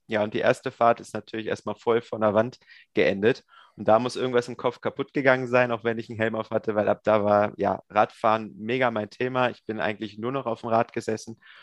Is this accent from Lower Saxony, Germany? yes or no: yes; near Hanover, Lower Saxony, Germany; Ursprünglich bin ich aus Niedersachsen in der Nähe von Hannover